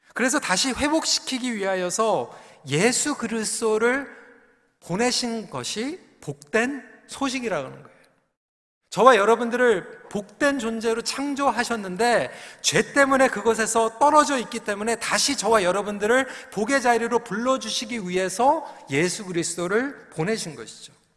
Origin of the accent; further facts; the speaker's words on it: South Korea; now in Canada; 한국에서는 혼자서 주일학교 갔던 경험이 있는데 어, 캐나다로 저희 가족이 어, 이민을 와서